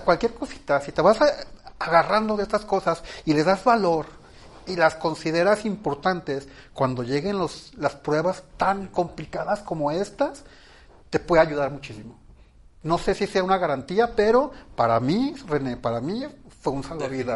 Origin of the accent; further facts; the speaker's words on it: Ciudad Obregón, Sonora, Mexico; Yo nací en Ciudad Obregón, Sonora, de un matrimonio tradicional